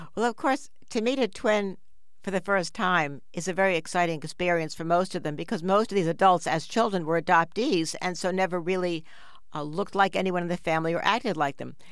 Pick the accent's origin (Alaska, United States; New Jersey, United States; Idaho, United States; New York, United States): New York, United States; New York City; we grew up in New York City on the seventh floor of a big apartment building